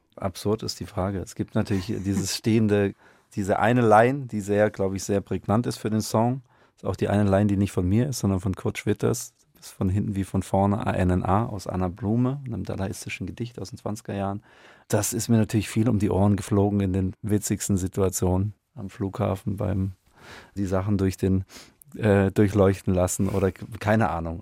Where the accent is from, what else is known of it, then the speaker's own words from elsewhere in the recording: Stuttgart, Baden-Württemberg, Germany; ich bin in Stuttgart aufgewachsen